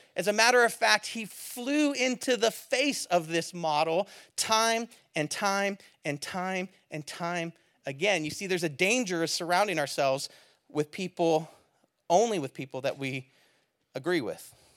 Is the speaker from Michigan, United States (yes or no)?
no; Bay Area, California, United States; I'm from the Bay Area.